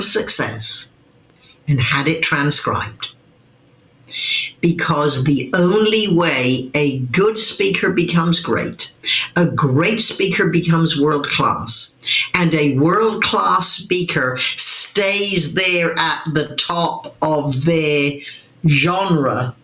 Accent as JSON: {"language": "English", "town": "Wimborne", "region": "South West England", "country": "United Kingdom", "tie": "born or raised there", "moved": "yes", "said": "a little girl growing up in Wimborne, Dorset"}